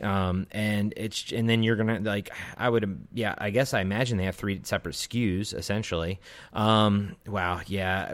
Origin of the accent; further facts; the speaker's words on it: Maryland, United States; I grew up in Maryland on the East Coast